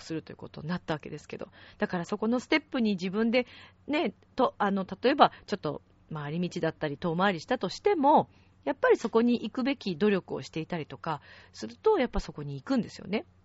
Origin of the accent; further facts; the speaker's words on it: Italy; Japanese is a second language; やっぱりイタリア人として行